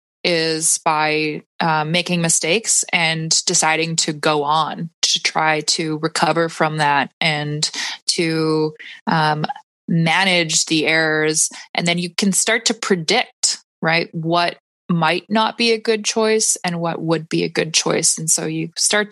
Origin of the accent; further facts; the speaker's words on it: Saskatoon, Saskatchewan, Canada; I had a sewing studio where I was born and raised in Saskatoon